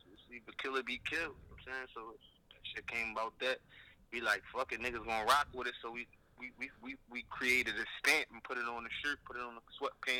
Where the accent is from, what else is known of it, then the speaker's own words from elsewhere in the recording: Philadelphia, Pennsylvania, United States; I'm from Philly, man, North Philly to be exact, the Badlands, man, where that shit go down at, man.